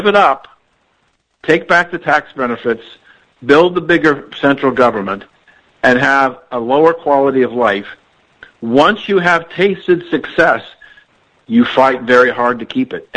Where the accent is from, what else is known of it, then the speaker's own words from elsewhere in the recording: Columbus, Ohio, United States; I grew up in Columbus, Ohio